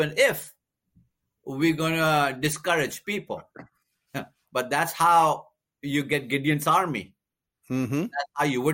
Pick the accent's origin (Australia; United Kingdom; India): India; now in United States; I'm from India